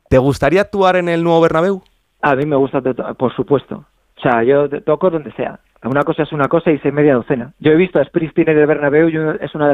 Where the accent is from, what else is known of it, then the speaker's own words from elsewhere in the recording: Madrid, Community of Madrid, Spain; yo es que nací en San Blas, ¿sabes? Ah, bueno. soy, muy de, soy muy de barrio.